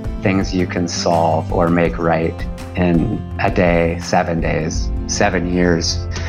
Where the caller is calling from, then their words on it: Dartmouth, Nova Scotia, Canada; I am joining you from Dartmouth, Nova Scotia, which is just across the harbor from Halifax.